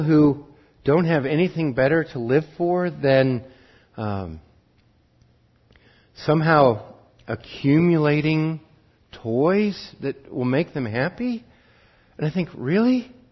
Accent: Wheatland County, Montana, United States; I grew up in Wheatland County, and the school that was closest to us, our rivals in football, their mascot was the sheep herders

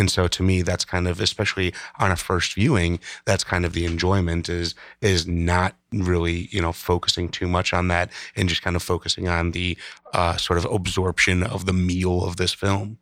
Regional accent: Midwest, United States; being a Midwesterner

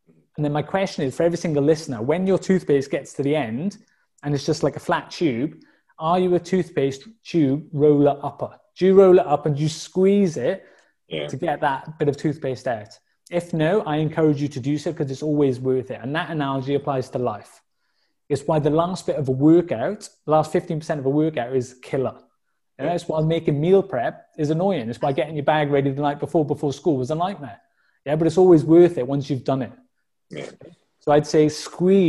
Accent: Welsh, Wales, United Kingdom; also born or lived in Dubai; Being a Welsh person

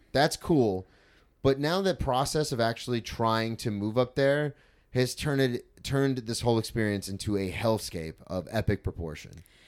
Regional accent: Florida, United States; I grew up in Florida my whole life

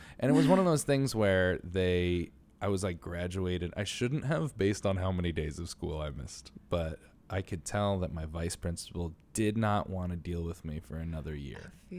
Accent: New York City, New York, United States; So like as a New Yorker, I don't go to nearly as many plays as I should

